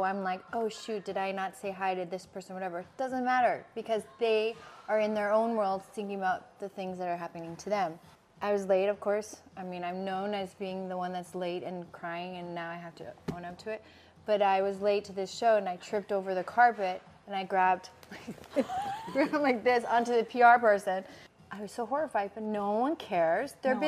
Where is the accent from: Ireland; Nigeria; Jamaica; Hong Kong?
Hong Kong; now in New York, United States; I'm from Hong Kong, but I moved to New York in 2017.